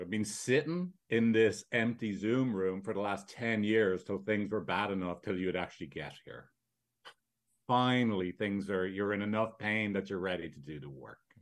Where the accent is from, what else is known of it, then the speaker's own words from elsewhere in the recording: Ireland; now in San Francisco, United States; I'm from Ireland, as you can tell.